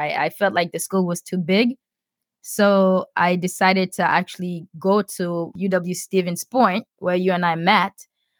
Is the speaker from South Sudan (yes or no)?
yes; South Sudan; In my head, as a kid growing up in South Sudan and seeing all my, like, most of my childhood friends dying from, you know, like, easily treatable diseases like cholera and typhoid fever and stuff.